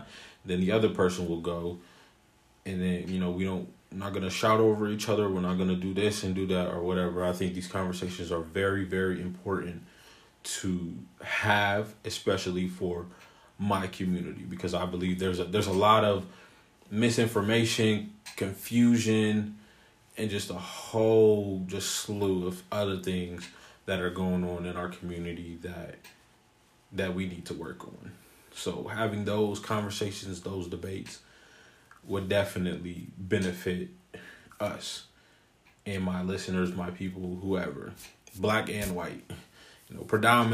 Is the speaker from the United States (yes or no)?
yes; Columbus, Ohio, United States; I am born and raised in Columbus, Ohio.